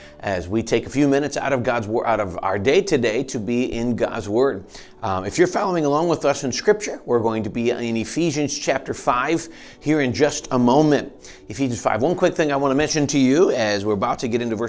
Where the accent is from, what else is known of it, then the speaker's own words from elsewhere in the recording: Michigan, United States; now in Pennsylvania, United States; we're growing up in Michigan